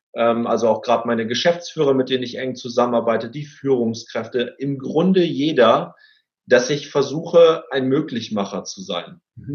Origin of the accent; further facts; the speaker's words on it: Cloppenburg, Lower Saxony, Germany; aus meiner Heimatstadt, aus Kloppenburg